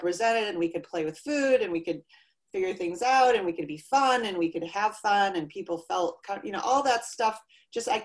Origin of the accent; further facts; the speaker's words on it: Iowa, United States; I was raised in Iowa and grew up with horses